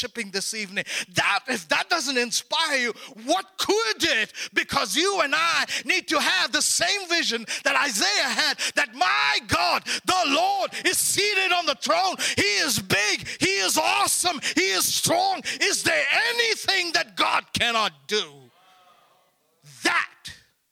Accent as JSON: {"language": "English", "country": "India", "said": "I'm an Indian."}